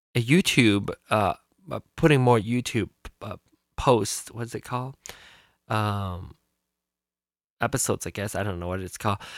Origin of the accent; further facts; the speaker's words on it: Malaysia; moved away as an adult; now in United States; I was born in Malaysia. I was born in Malaysia in di- 1974. Came here for school in 1995 when I was 21